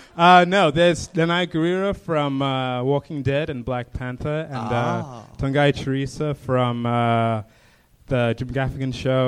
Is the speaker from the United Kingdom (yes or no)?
no; Zimbabwe; now in Los Angeles, United States; I'm from Zimbabwe. Coming to LA, I didn't realize how behind the times we are in my country.